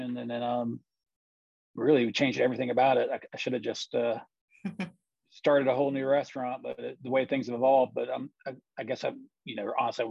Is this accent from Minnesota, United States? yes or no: no; St. Simons Island, Georgia, United States; also born or lived in Athens, Georgia; growing up on St. Simon's, I got my first job in the restaurant business when I was 15